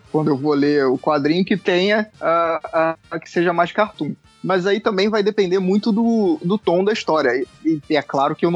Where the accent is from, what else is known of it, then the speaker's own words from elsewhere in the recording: Rio de Janeiro, Brazil; Eu sou do Rio, sou da Tijuca.